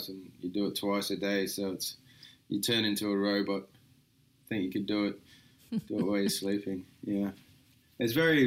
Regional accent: Echuca, Victoria, Australia; moved away as an adult; I grew up, I was born in Echuca Hospital, but I grew up about half an hour outside of it.

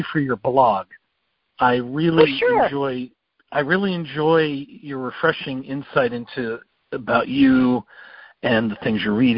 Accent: United States; I grew up near Idaho

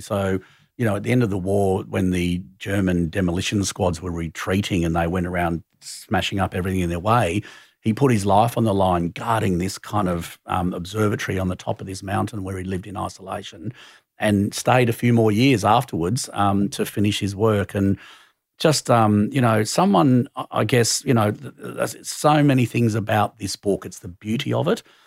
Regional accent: Sydney, New South Wales, Australia; moved away as an adult; also born or lived in Hong Kong / London; growing up in Glebe was, you know, I had a pretty lefty kind of socially active family.

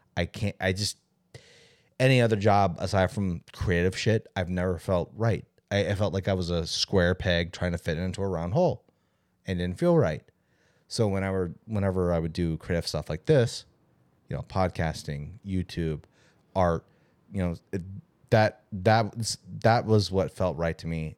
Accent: California, United States; growing up in California

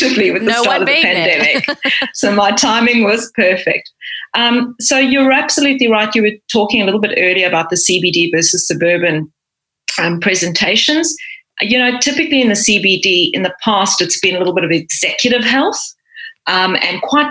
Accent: South Africa; now in Australia; I grew up in South Africa and then followed a career in the corporate world first before I became a doctor

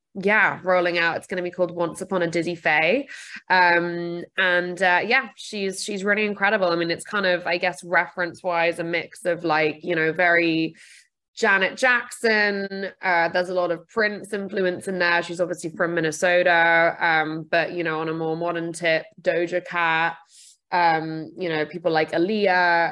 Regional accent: United Kingdom; I'm also British.

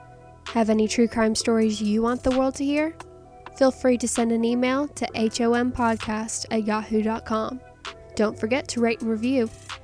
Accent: Mississippi, United States; Through this podcast, you'll be hearing true crime stories from my home state of Mississippi

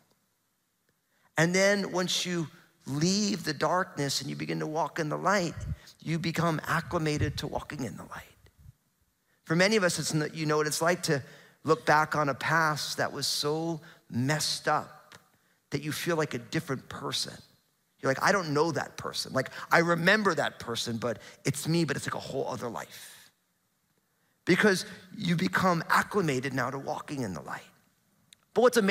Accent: New Jersey, United States; now in Pacific Northwest, United States; growing up in New Jersey, super hot, humid summers

